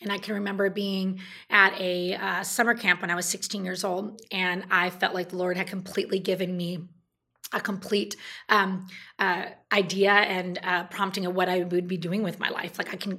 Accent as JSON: {"language": "English", "region": "California", "country": "United States", "tie": "born or raised there", "said": "I was in a small town in Northern California. At the time, it was a small town."}